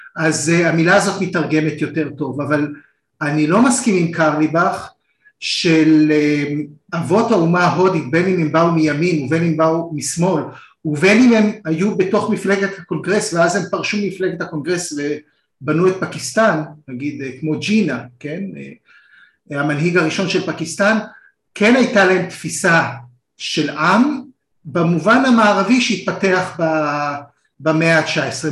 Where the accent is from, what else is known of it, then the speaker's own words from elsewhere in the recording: Israel; אנחנו שנינו ישראלים